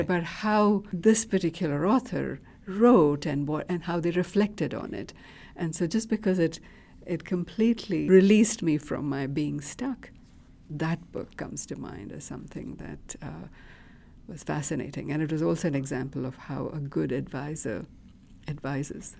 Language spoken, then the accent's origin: English; India; moved away; I grew up in India in a middle class household